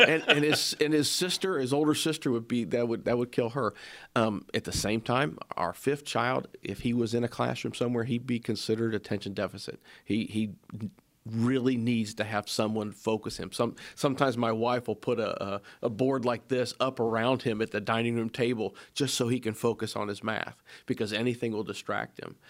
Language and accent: English; Springfield, Ohio, United States; I come from Springfield area, born and raised there